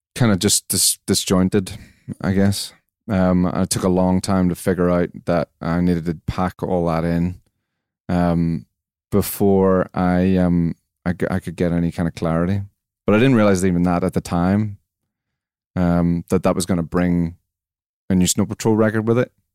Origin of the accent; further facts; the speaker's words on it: Belfast, Northern Ireland, United Kingdom; Campbell College, Belfast. Um, I was there between 89 and 94